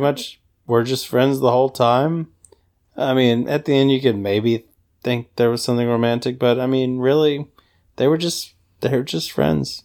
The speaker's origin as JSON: {"language": "English", "region": "the South", "country": "United States", "accent": "Southern", "said": "my Southern accent"}